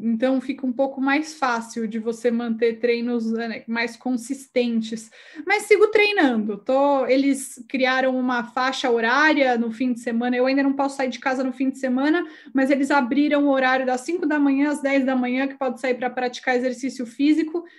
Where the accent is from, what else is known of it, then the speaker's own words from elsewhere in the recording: Brazil; moved away as an adult; now in Chile; eu acabei de mudar para o Chile, eu sou do Brasil